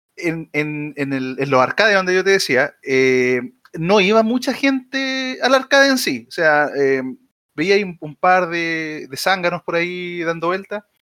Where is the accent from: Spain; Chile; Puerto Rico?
Chile; San Antonio, Valparaíso; yo soy oriundo, ustedes no saben, yo soy oriundo de San Antonio